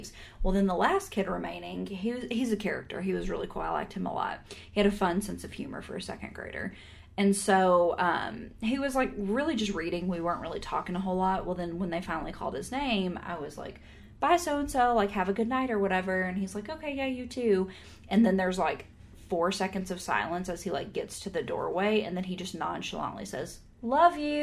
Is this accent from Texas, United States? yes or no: yes; Texas, United States; we're from Texas.